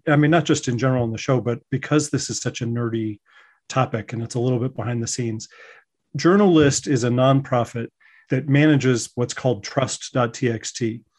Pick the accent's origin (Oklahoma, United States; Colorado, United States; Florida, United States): Colorado, United States; now in New York, United States; I'm originally from Colorado, but I went out to New York, went to the J School, loved it, worked at New York Newsday